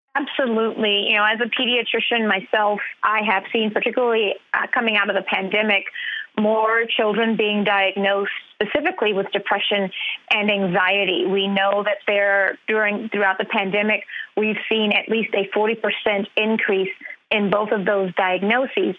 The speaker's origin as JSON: {"language": "English", "region": "Louisiana", "country": "United States", "said": "my home state of Louisiana"}